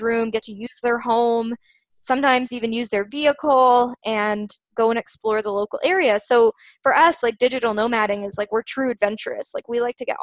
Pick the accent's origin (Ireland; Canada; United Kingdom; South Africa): Canada; we're Canadian